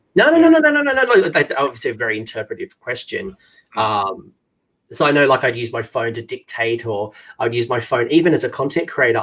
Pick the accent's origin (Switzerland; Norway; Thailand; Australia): Australia; As an Australian